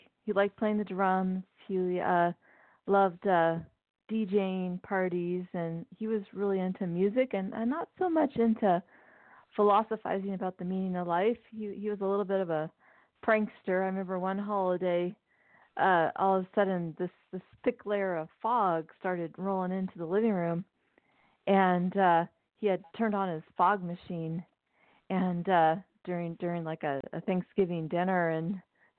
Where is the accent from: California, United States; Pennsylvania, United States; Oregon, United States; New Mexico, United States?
California, United States; Pasadena; also born or lived in Newbury Park, California / San Luis Obispo, California; I grew up in near Los Angeles, California, both in Pasadena and then Newbury Park, California